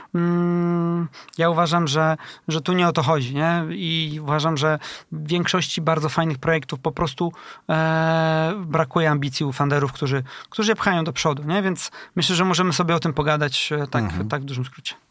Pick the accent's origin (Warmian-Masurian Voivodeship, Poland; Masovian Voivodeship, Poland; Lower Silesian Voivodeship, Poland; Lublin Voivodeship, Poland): Warmian-Masurian Voivodeship, Poland; Elbląg; now in Tricity, Poland; Ja jestem e, z Elbląga, a u nas e, akurat w tym regionie jest taki klaster technologiczny właśnie meblowy